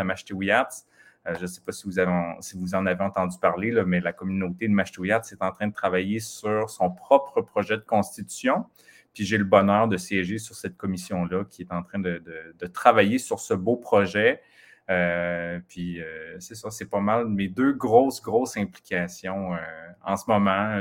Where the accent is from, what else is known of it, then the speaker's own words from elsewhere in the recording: Mashteuiatsh, Quebec, Canada; j'ai grandi au Lac-Saint-Jean, c'est ça, dans la communauté de machete